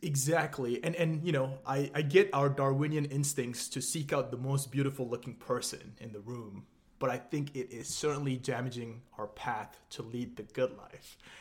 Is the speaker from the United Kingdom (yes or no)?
no; Malaysia; moved away as an adult; now in United States; I was born and raised in Malaysia, came over to America when I was twenty